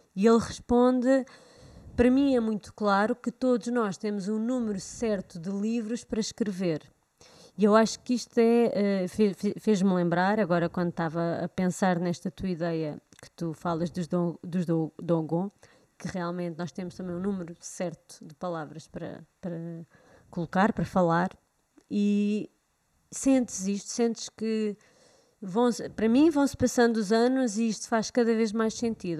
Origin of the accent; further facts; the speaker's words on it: Portugal; nós cá já não usamos o vós, pelo menos em Lisboa